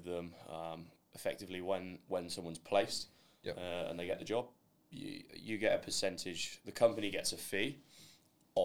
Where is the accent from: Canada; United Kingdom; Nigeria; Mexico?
United Kingdom; Hereford, West Midlands; moved away as an adult; now in Australia; I'm from Hereford, which is in England, as you can probably tell by the accent